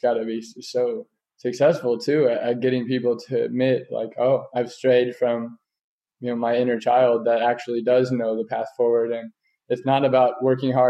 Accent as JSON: {"language": "English", "region": "Kansas", "country": "United States", "tie": "born or raised there", "moved": "yes", "said": "I'm going back to Kansas, like my roots, my hometown area"}